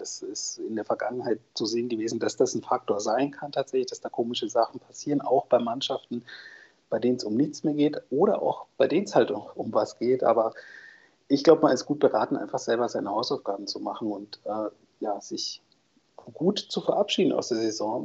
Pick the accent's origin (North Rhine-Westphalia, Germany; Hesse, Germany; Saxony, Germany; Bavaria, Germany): North Rhine-Westphalia, Germany; now in Leipzig, Germany; Ich bin Ostwestfale, gebürtiger